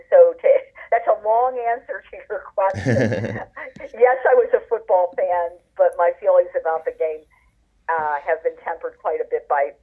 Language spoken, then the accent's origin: English; Pittsburgh, Pennsylvania, United States; I grew up in Pittsburgh